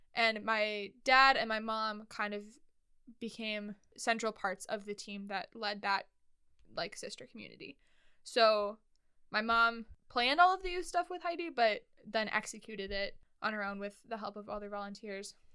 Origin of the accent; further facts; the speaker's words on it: Twin Cities, Minnesota, United States; also born or lived in Red Lodge, Montana; we moved from Montana to the Twin Cities in Minnesota, the Minneapolis St. Paul area